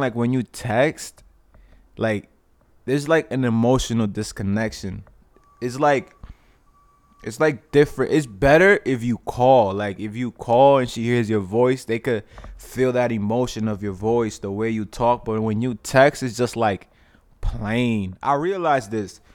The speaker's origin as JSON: {"language": "English", "region": "New York", "country": "United States", "tie": "born or raised there", "said": "I was born in New York."}